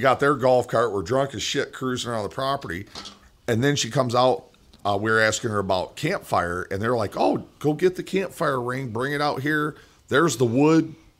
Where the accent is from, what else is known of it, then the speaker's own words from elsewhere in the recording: Jackson, Michigan, United States; Not from Wisconsin, motherfucker. I'm from Jackson, Michigan.